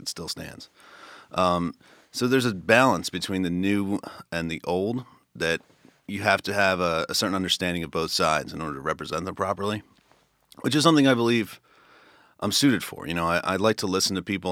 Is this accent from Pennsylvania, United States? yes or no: yes; Philadelphia, Pennsylvania, United States; I grew up in Northeast Philly, um, by Franklin Mills